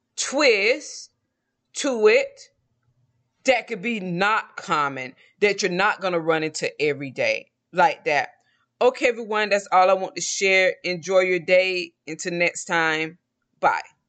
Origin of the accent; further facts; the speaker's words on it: Georgia, United States; accent: Southern; moved away; also born or lived in Mexico; I was born and raised in a small town in Georgia